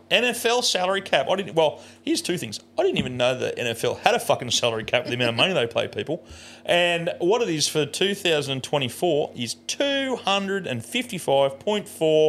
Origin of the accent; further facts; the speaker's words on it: Australia; I say us. Because we're an Australian team.